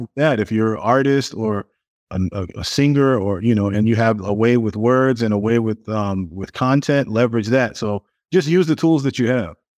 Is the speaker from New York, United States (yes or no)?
yes; New York City, New York, United States; I grew up in Brooklyn, um, in a really big family